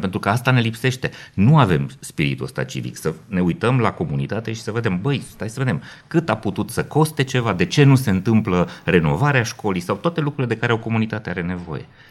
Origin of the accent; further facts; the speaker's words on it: Romania; noi ca români